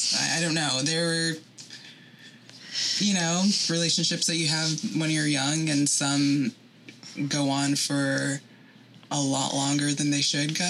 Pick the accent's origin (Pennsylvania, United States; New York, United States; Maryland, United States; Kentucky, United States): New York, United States; I'm from New York